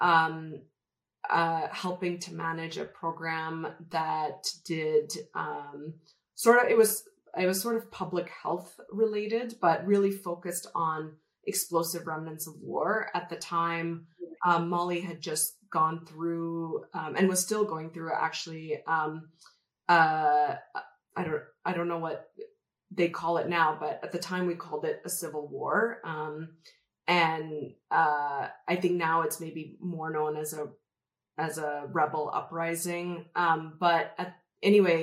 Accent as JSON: {"language": "English", "town": "Calgary", "region": "Alberta", "country": "Canada", "tie": "born or raised there", "also_born_or_lived": "Chennai, India", "moved": "as an adult", "lives_now": "Colorado, United States", "said": "Calgary or Alberta, which is where I grew up"}